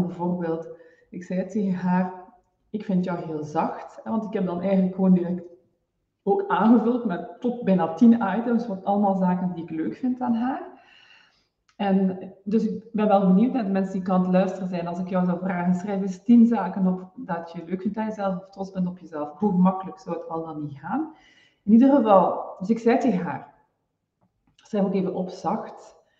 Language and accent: Dutch; Flanders, Belgium; now in Netherlands